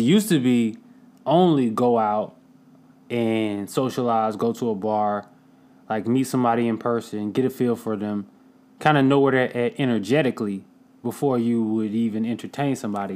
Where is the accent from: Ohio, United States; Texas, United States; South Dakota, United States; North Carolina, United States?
North Carolina, United States; Durham; I'm from Durham, North Carolina